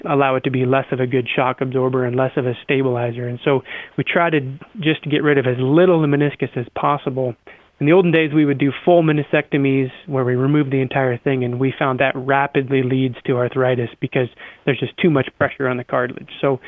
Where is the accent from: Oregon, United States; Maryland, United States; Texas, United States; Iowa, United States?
Iowa, United States; I'm from Iowa and grew up mowing yards